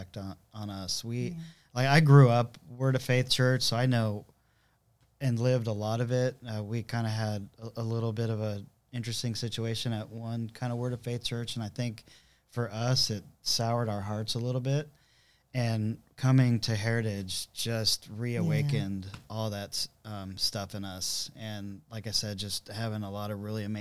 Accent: Southern California, United States; moved away as an adult; also born or lived in San Diego; now in Texas, United States; I grew up in Southern California pretty much my whole life

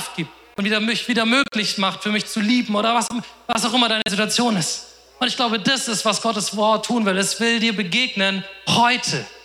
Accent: Offenbach, Hesse, Germany; Ah, ich komme aus Offenbach, die sind in Mainz. Heißt eineinhalb Stunden Fahrt.

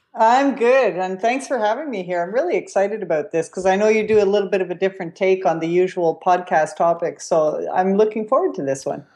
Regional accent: Quebec, Canada; I come from Quebec, too

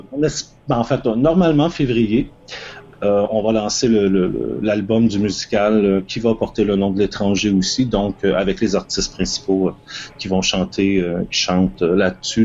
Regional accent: Toronto, Ontario, Canada; chez moi à Toronto

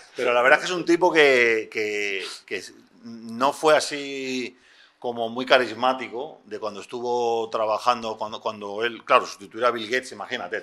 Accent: Spain; En España somos muy de Juan Palomo

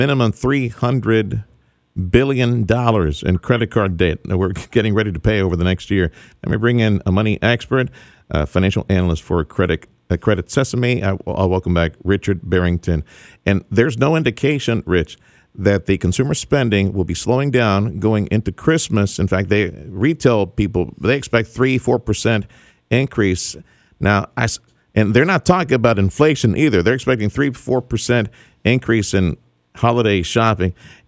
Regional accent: Reynosa, Tamaulipas, Mexico; now in Houston, United States; Despite the fact that I grew up in Reynosa now. I grew up in Mexico. I grew up in Reynosa. I'm still not Mexican, according to my producer, Freddie. I'm just a Houston Mexican.

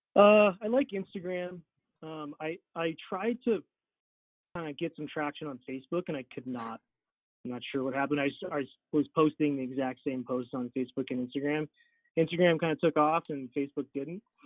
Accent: Wyoming, United States; moved away as an adult; also born or lived in Florida; now in Salt Lake City, United States; I actually went to um, to Wyoming to my hometown to practice for a couple years

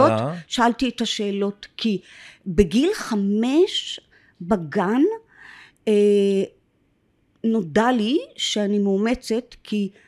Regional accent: Jerusalem, Jerusalem District, Israel; born there; אז הסבירו לי שאז בגלל שבית חולים עוד לא היה קיים היו כל מיני אה, מרפאות קטנות בדירות בירושלים ששם הנשים היו יול

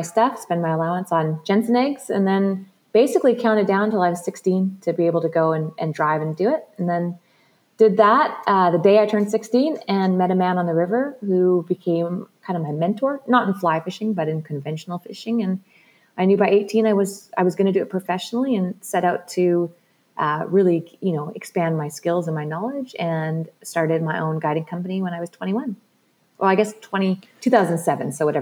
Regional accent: British Columbia, Canada; growing up in British Columbia

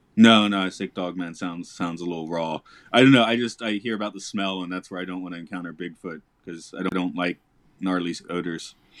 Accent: Georgia, United States; I'm from Georgia

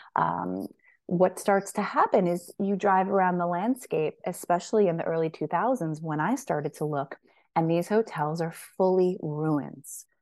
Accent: Sullivan County Catskills, New York, United States; born or raised there; moved away as an adult; also born or lived in San Diego

